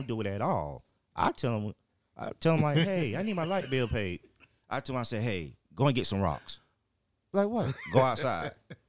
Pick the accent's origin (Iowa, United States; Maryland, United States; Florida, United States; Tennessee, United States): Florida, United States; Pine Hills; But not realize that I grew up in Pine Hills. I grew up, you know, and just observing.